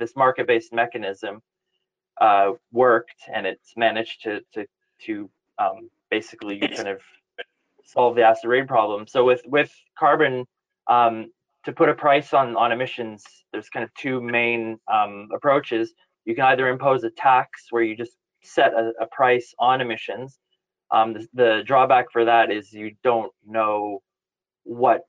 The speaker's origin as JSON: {"language": "English", "town": "Ottawa", "region": "Ontario", "country": "Canada", "moved": "as an adult", "lives_now": "United Kingdom", "said": "So I'm originally from Ottawa. I moved over to the UK about 18 years ago."}